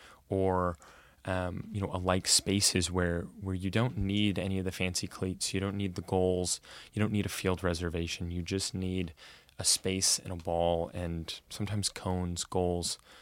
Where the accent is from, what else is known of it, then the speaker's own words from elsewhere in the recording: Corvallis, Oregon, United States; now in Portland, United States; I grew up in Corvallis, and it's a very bubbled town